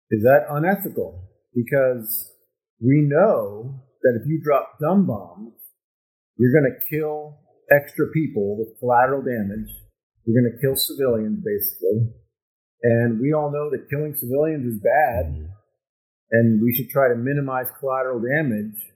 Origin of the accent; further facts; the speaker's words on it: United States; I'm an American